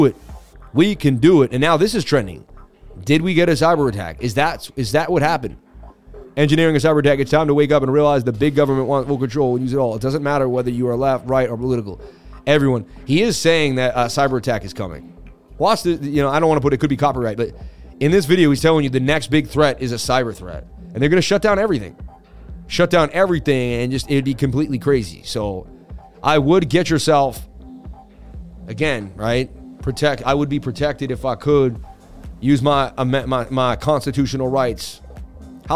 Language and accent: English; Boston, Massachusetts, United States; moved away; also born or lived in New York City; I'm from Boston. Lived in New York City.